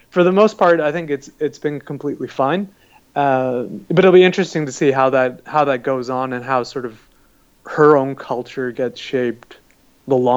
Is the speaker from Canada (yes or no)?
yes; Canada; you know my parents immigrated from Pakistan, so I've grown up as a Pakistani Canadian, uh, and and so uh, also you know come from a Muslim background